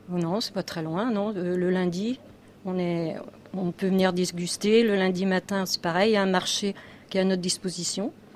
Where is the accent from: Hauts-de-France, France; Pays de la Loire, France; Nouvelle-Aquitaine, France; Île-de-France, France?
Pays de la Loire, France; Ménil; je viens de Ménil